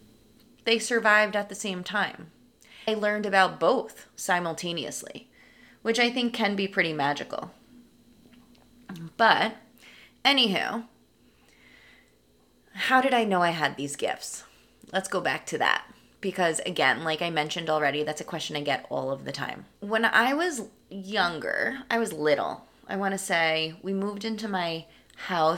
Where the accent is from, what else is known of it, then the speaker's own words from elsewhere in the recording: New York, United States; I am from New York, born and raised, right outside New York City.